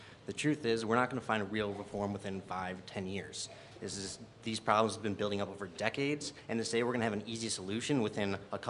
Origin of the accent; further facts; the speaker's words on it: Sycamore, Illinois, United States; also born or lived in DeKalb, United States; now in Cortland, United States; I was born in DeKalb, raised in Sycamore, and now I own a home in Cortland.